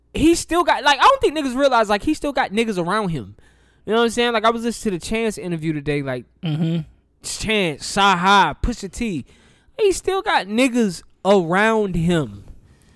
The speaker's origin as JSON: {"language": "English", "region": "the South", "country": "United States", "said": "I'm from the South"}